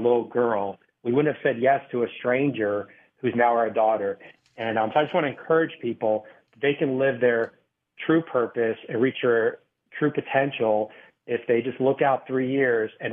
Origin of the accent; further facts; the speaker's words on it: Valley Stream, New York, United States; also born or lived in Brooklyn; I grew up in Valley Stream, Long Island, like right on the Queens line